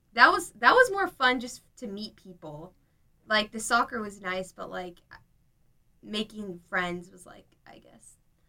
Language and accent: English; San Clemente, California, United States; I'm from San Clemente, which is in South Orange County.